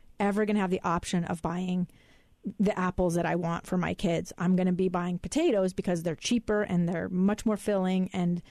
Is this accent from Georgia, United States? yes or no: no; Alaska, United States; now in Utah, United States; my hometown of Alaska